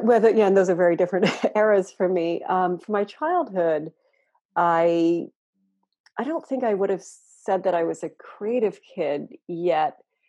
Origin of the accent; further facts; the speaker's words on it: Telegraph Creek, British Columbia, Canada; moved away; also born or lived in Vermont, United States; I was born in Vermont. Okay. And I moved when I was a year old to Telegraph Creek, which even by our collective standards is pretty far north and pretty remote.